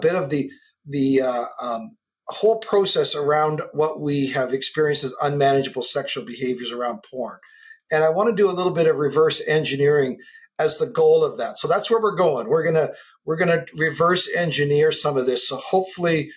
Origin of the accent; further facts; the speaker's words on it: Canada; I'm a Canadian kid on the West Coast